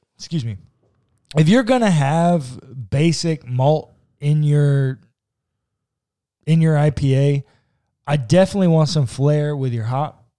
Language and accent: English; Texas, United States; We're from Texas